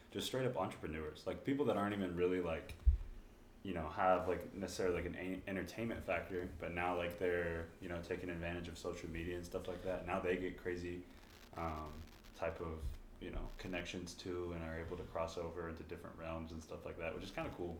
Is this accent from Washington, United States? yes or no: no; Corpus Christi, Texas, United States; moved away; also born or lived in Dallas, Texas / Rio Grande Valley, Texas; I moved uh, to Corpus Christi, graduated from high school there